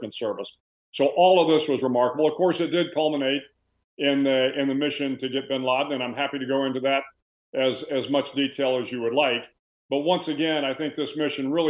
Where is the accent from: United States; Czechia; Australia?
United States; San Antonio, Texas; now in Austin, United States; I grew up in San Antonio, Texas